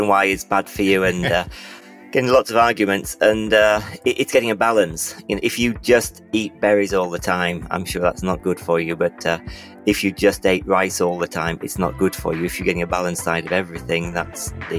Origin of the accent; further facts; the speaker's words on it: England, United Kingdom; I'm from England